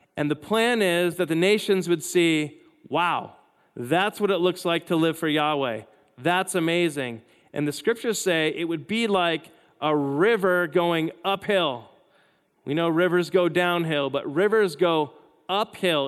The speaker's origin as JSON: {"language": "English", "country": "United States", "said": "I am all for being an American"}